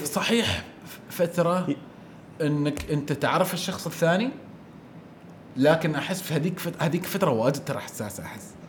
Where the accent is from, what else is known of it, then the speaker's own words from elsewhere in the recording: Oman; عندنا في عمان